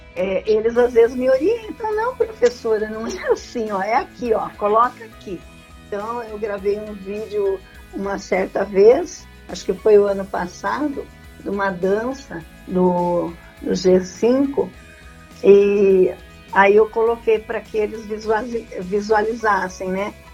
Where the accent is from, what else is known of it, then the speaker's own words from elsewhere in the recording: Lençóis Paulista, São Paulo, Brazil; Eu sou de Lençóis Paulista.